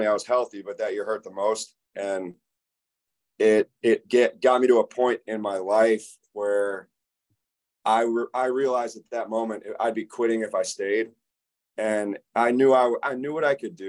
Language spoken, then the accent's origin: English; Tampa, Florida, United States; I grew up in Tampa and played football since I was 8.